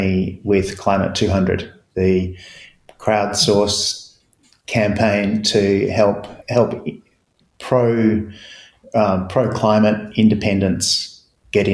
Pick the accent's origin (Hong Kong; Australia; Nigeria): Australia; Perth, Western Australia; also born or lived in United States / Geelong, Australia; now in Melbourne, Australia; grew up in Perth, spent some time in the US, but now live in Australia.